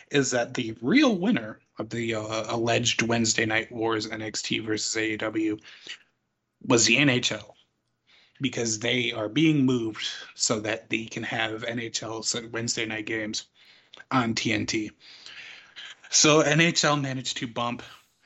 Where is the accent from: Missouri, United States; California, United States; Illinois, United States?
Illinois, United States; Chicago; being a Chicagoan